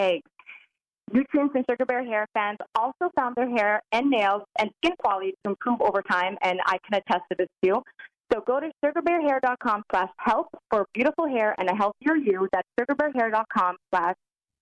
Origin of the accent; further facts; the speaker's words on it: Canada; I'm Canadian